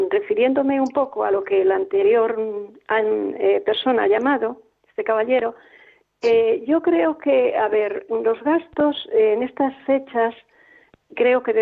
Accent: Palencia, Castile and León, Spain; yo soy de Palencia

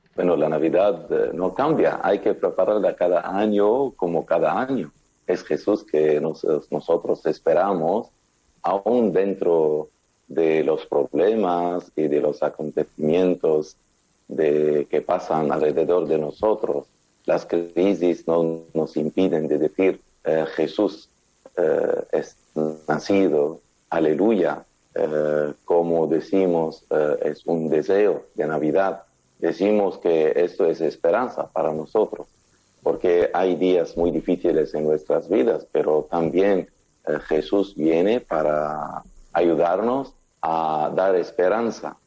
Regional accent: Lebanon; en mi país

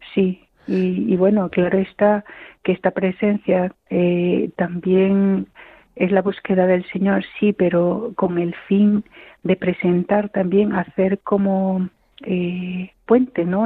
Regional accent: Peru; moved away as an adult; also born or lived in Bolivia; now in Consuegra, Spain; Yo soy de Perú, tengo 42 años y llevo aquí en el Carmelo de Consuegra 16

